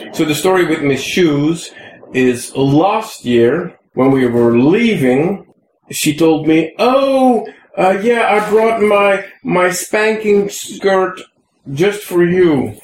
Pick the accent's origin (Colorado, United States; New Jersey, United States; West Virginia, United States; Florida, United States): West Virginia, United States; accent: West Virginian; now in Bay Area, United States; my West Virginian accent.